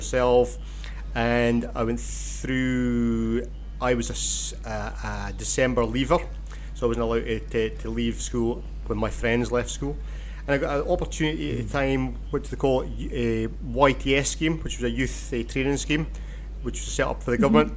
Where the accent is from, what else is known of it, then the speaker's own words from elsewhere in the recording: Keith, Scotland, United Kingdom; I was born and brought up in Keith in Banffshire